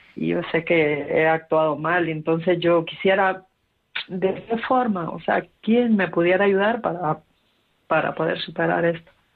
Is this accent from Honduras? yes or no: yes; Honduras; now in Madrid, Spain; yo estoy aquí en Madrid, yo soy de Honduras